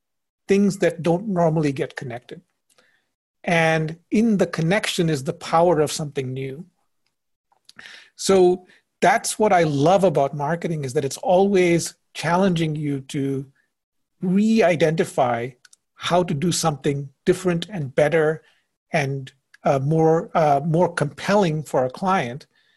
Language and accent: English; India; also born or lived in Indonesia; now in United States; Well, I grew up in India and Indonesia. And so if anything, I would have first said, I didn't think I'd be in the States.